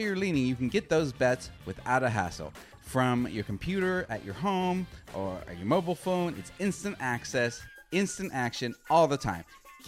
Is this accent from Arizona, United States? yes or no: yes; Arizona, United States; as a Phoenix Mercury fan, and I'm from Arizona, so I am by default a Phoenix Mercury fan